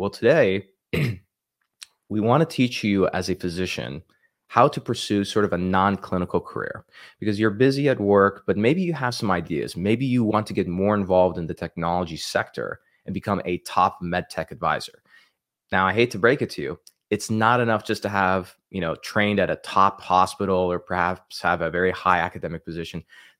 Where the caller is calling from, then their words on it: California, United States; I'm joining from Southern California, right outside San Diego.